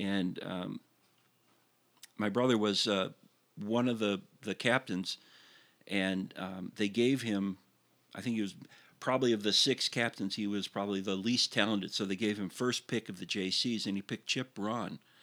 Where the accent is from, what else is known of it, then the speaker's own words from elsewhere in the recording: Highland Park, Illinois, United States; we grew up in Highland Park